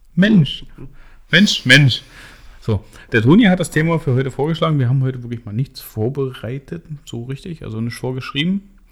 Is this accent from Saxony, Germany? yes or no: yes; Hoyerswerda, Saxony, Germany; moved away as an adult; now in Weißwasser, Germany; Hoyerswerda ist mein, mein Geburtsort, der Ort, an dem ich meine Kindheit und Jugend verbracht habe